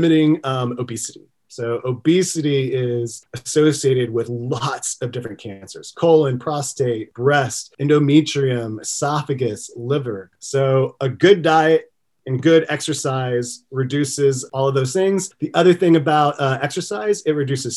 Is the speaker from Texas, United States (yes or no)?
yes; Texas, United States; I'm from Texas